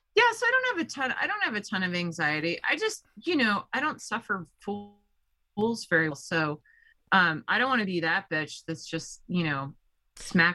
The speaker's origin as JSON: {"language": "English", "region": "Colorado", "country": "United States", "said": "I'm from Colorado"}